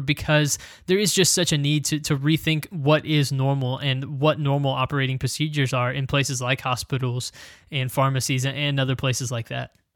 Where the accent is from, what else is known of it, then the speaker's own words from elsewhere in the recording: United States; as an American